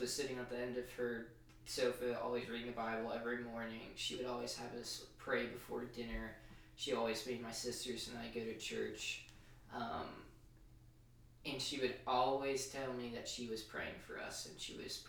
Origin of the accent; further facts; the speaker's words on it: New Hampshire, United States; moved away as an adult; also born or lived in Colorado; now in Charlotte, United States; I grew up in New Hampshire, but I also, I moved out to Colorado for 7 years of my life